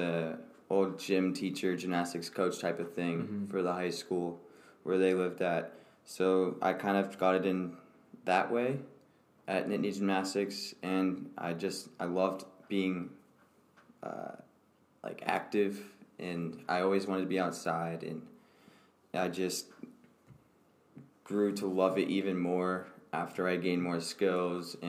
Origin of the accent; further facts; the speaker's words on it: State College, Pennsylvania, United States; I grew up in State College, Pennsylvania